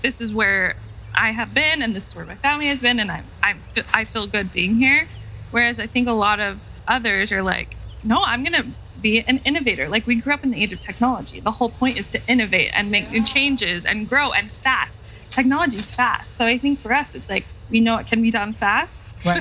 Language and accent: English; Utah, United States; I was born and raised in Utah